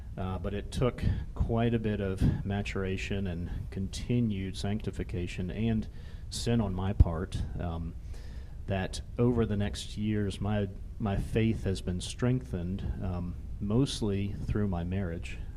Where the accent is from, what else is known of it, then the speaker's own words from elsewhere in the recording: Jacksonville, Florida, United States; also born or lived in Atlanta, Georgia; now in Rapid City, United States; I grew up in Jacksonville, Florida